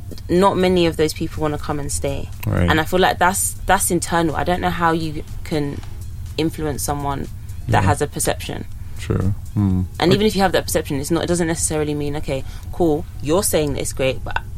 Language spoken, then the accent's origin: English; Nigeria; now in United Kingdom; That's the first time I'd experienced Nigeria as a Nigerian working, like, and it's a whole different ball game to the whole coming in December, doing enjoyment and going back to the UK where things work.